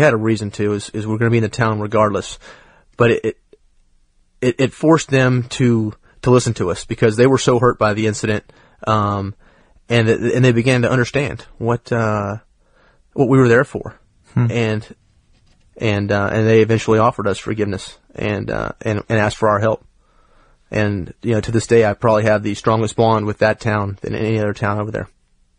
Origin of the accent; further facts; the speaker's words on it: United States; I'm an American.